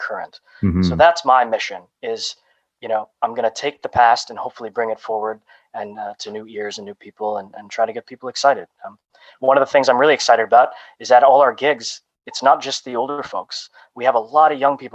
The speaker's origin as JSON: {"language": "English", "town": "Toronto", "region": "Ontario", "country": "Canada", "tie": "born or raised there", "also_born_or_lived": "Romania", "said": "I was adopted from Romania, and I came to Canada at 6 weeks old"}